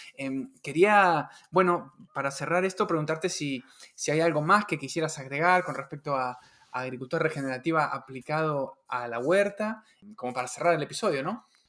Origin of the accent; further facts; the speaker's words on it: Patagonia, Argentina; moved away; yo soy de la, de la Patagonia y bueno, me crié, me crié ahí, ¿no? Viví ahí muchos años